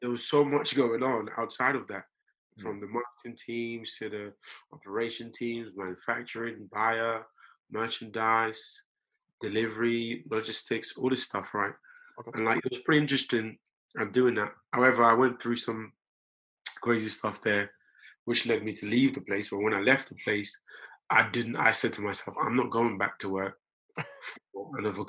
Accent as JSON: {"language": "English", "town": "Tottenham", "region": "London", "country": "United Kingdom", "tie": "born or raised there", "said": "When I got here, I grew up in Tottenham, went to school in a school called White Hart Lane, which then changed to Woodside High School."}